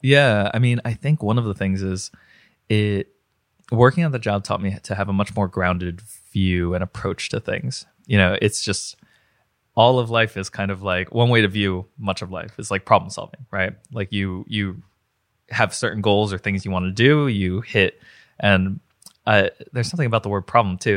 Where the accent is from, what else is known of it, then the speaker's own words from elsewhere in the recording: New Jersey, United States; moved away as an adult; also born or lived in Ithaca, New York; now in Pittsburgh, United States; I wound up in Pittsburgh. So I grew up in New Jersey